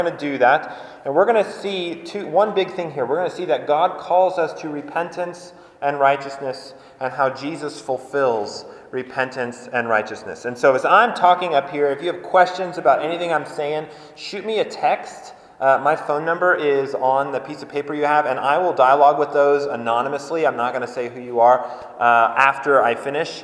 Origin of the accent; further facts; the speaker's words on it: Colorado, United States; I grew up in Colorado